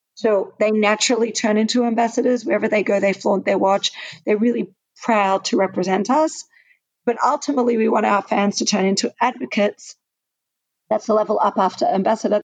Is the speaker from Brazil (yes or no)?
no; Australia; I'm Australian, so um, I studied in the Australian system